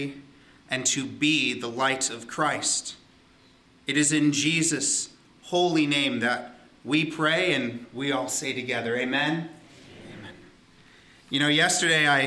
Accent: Southern California, United States; moved away as an adult; also born or lived in Hawaii; now in Ontario, Canada; growing up in Southern California in the desert, and we were by a mountain, and so every so often we would get snow.

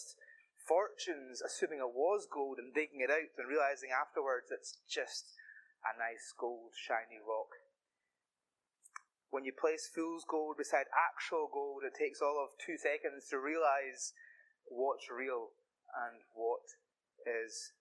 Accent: the Hebrides, Scotland, United Kingdom; I am a boy from the Hebrides

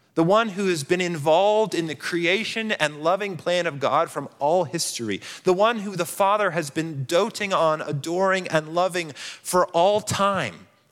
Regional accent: Colorado Springs, Colorado, United States; I grew up in Colorado Springs

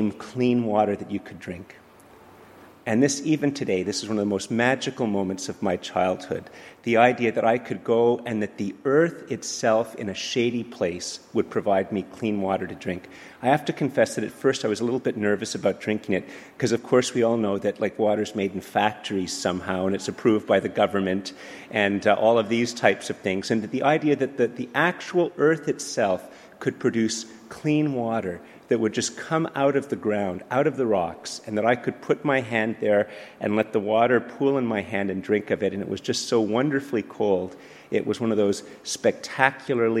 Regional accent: Montreal, Quebec, Canada; moved away; also born or lived in Ottawa; I grew up in Montreal and then lived in Ottawa

